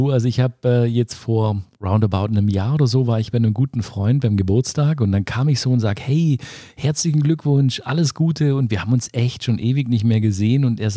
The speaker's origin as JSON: {"language": "German", "town": "Oberjettingen", "region": "Baden-Württemberg", "country": "Germany", "tie": "born or raised there", "said": "und meine Mutter ein Restaurant gekauft, also so ein Gasthof in, in Oberjettingen. Mhm. Und dann bin ich so richtig auf dem Land groß geworden mit, ähm, mit Gastronomie."}